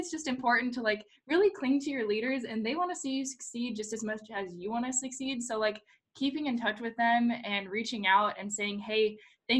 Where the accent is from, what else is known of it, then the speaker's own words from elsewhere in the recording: Ohio, United States; moved away as an adult; also born or lived in Florida; I did grow up in the Midwest. I grew up in Ohio